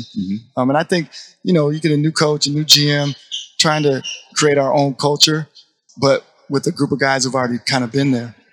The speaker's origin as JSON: {"language": "English", "town": "Portland", "region": "Oregon", "country": "United States", "tie": "born or raised there", "moved": "yes", "lives_now": "Dallas, United States", "said": "I'm from Portland, so I obviously grew up right behind the shadows of Nike"}